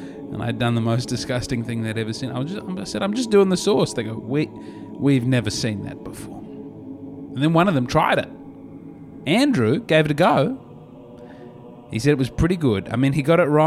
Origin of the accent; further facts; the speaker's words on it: Australia; moved away as an adult; now in United States; as an Australian